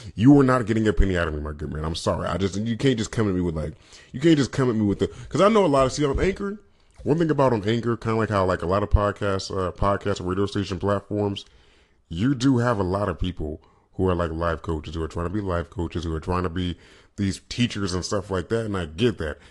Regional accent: California, United States; I grew up in Northern California slash Central slash Southern California

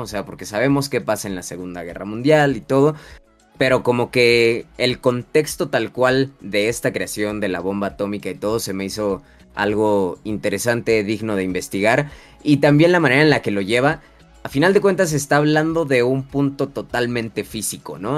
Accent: Mexico; nuestra cultura como mexicanos

